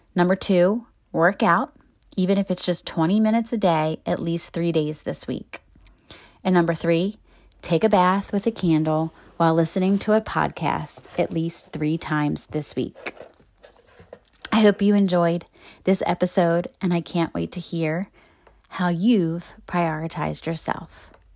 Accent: Baltimore, Maryland, United States; moved away as an adult; I met so many people in my thirty-two years in my hometown

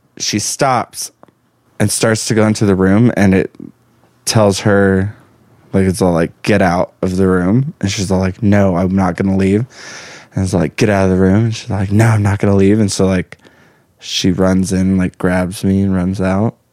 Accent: El Paso, Texas, United States; moved away as an adult; also born or lived in Lubbock, Texas; now in Utah, United States; I'm from El Paso, Texas. Born and raised

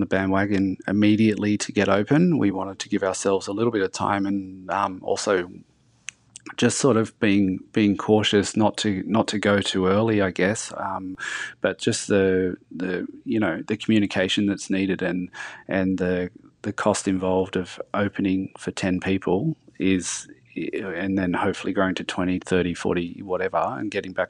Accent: Lithgow, New South Wales, Australia; I grew up in Lithgow. There's not much on offer. It's sort of like, guns and coal mines are the go-to industries there.

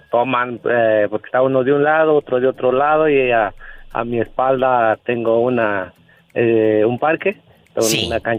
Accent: Patamban, Michoacán, Mexico; now in United States; de allá de un pueblito de Michoacán que se llama Patamban, Patamban Anapu

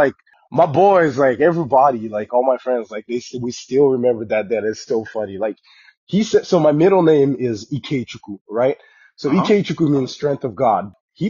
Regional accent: Texas, United States; moved away as an adult; also born or lived in Dallas, Texas / Austin, Texas; now in Portland, United States; we're from Texas, right? Like Texas is our spot

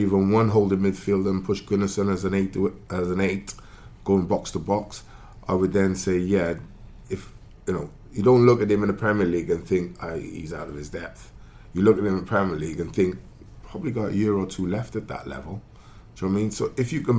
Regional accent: Wales, United Kingdom; you do get a lot of stick for being Welsh.

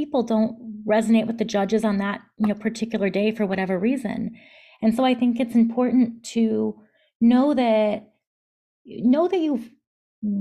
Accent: Palatine, Illinois, United States; moved away as an adult; also born or lived in New York City; now in New Jersey, United States; I grew up in the Chicago suburbs in a town called Palatine

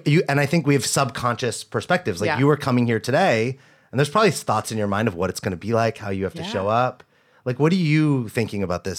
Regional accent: the South, United States; I was born in the South. Basically, I'm a guy from the South.

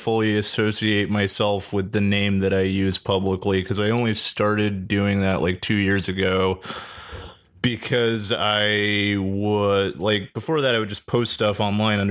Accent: El Paso, Texas, United States; moved away as an adult; also born or lived in Georgia; now in Austin, United States; I was born in Georgia and then I lived in El Paso until about a decade ago

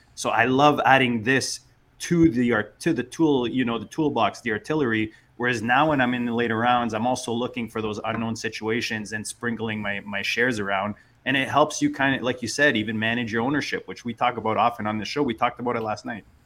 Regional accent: Canada; as a Canadian

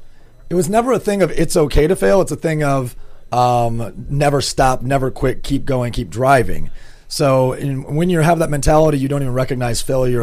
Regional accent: Grand Rapids, Michigan, United States; Well, I'm from Grand Rapids, Michigan, originally.

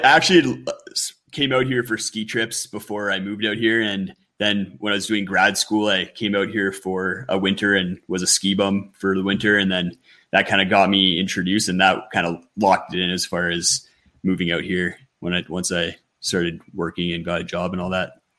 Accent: Ontario, Canada; now in Western Canada; I grew up on the East Coast in mm-hmm. Ontario

